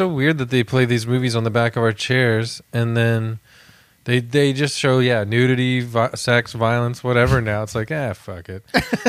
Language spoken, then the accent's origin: English; Canada; I'm so Canadian